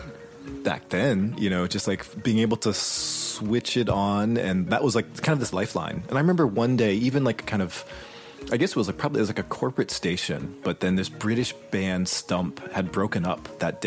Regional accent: Boston, Massachusetts, United States; growing up in Boston

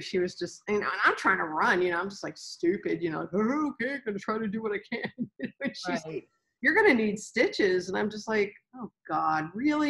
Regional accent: Ohio, United States; also born or lived in Florida; now in San Antonio, United States; I'm originally from Ohio and then I lived in Florida

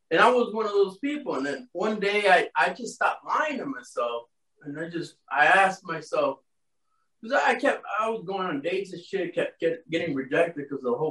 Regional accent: Miami, Florida, United States

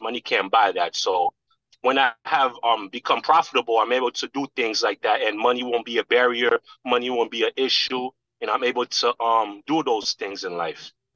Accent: New York, United States; now in Miami, United States; I'm from New York and for a long period of time I thought that was my world.

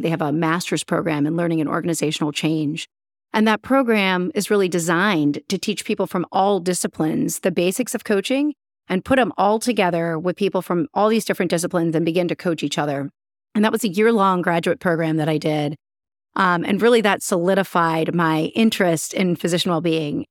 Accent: Columbus, Ohio, United States; moved away as an adult; also born or lived in Cleveland, Ohio / St. Louis, Missouri / Orlando, Florida / Utah; now in Chicago, United States; I'm from Ohio. I'm an Ohioan. I grew up in Columbus.

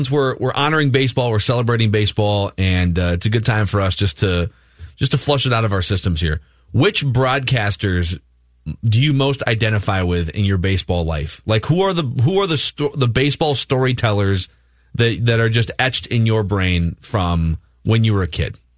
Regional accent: Minnesota, United States; so I grew up for sure on Herb Carneal. Herb Carneal, longtime Twins radio announcer, but I mostly grew up in the John Gordon and Dick Bremer era.

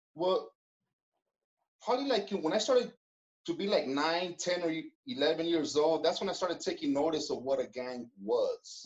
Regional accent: Los Angeles, California, United States; I was born in Koreatown, right there in Los Angeles

